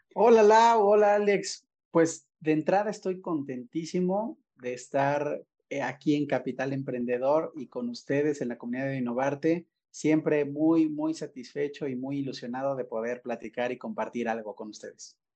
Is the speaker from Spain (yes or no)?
no; Puebla, Mexico; moved away as an adult; also born or lived in Mérida, Yucatán; yo soy poblano, pero regresé, siempre quise regresar a trabajar y estar en Puebla viviendo